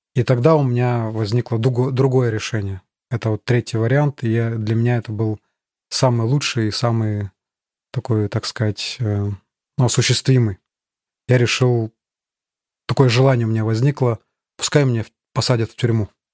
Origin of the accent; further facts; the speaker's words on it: Chita, Zabaykalsky Krai, Russia; moved away as an adult; now in Germany; Родился я в Чите, это столица Забайкальского края, Восточная Сибирь